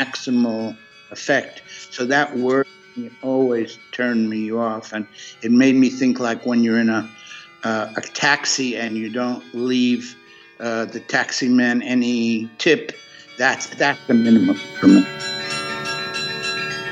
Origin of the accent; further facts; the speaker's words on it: New York City, New York, United States; moved away as an adult; also born or lived in California; I started early in New York City. I was born in Brooklyn, and I went to a whole lot of different schools in New York City.